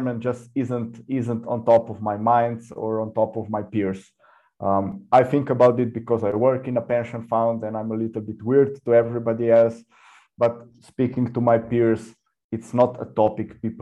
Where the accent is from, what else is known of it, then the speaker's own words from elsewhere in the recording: Slovenia; I come from Slovenia